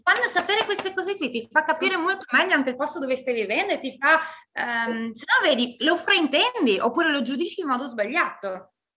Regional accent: Italy; moved away; io sono nata in Italia, sono stata cresciuta

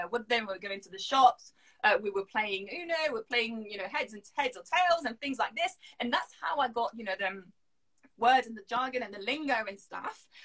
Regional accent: Syria; English is a second language; we started learning English, I believe, in Syria, so second year of, of primary school.

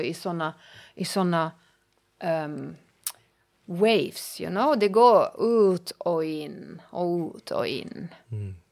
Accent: Germany; first language German; Swedish is a second language; moved away as an adult; also born or lived in Finland; now in Pargas, Finland; jag är tysk

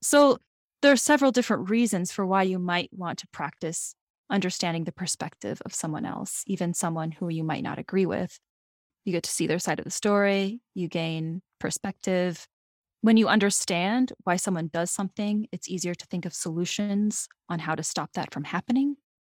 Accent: South Dakota, United States; I'm from South Dakota, so I'm also from the Midwest

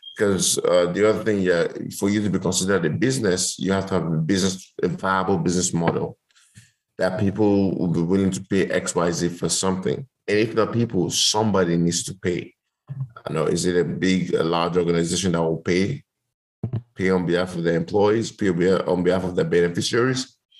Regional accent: Lagos, Nigeria; also born or lived in United States; I grew up in Nigeria. I grew up in Lagos. Grew up in Surulere

